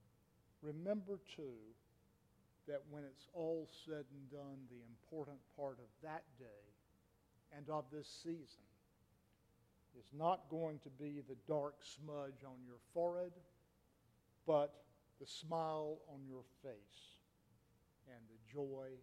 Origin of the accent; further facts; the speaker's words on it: Raleigh, North Carolina, United States; my hometown, Raleigh